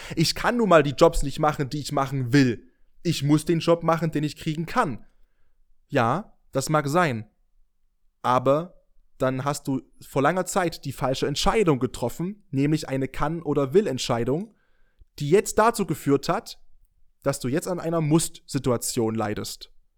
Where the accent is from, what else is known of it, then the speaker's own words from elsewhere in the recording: near Dresden, Saxony, Germany; now in Leipzig, Germany; Ich bin gerade mit dem Auto aus meiner Heimat gekommen, von der Nähe aus Dresden zurück nach Leipzig gefahren